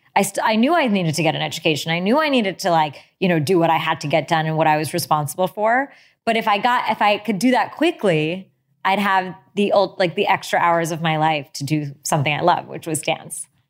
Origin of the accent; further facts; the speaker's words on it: United States; my parents immigrated here in the seventies. And I grew up in a town that actually didn't have many Indian people